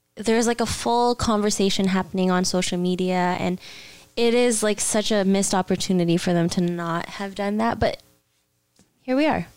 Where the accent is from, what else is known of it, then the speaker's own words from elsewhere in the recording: Mississauga, Ontario, Canada; Saga City. That's my hometown.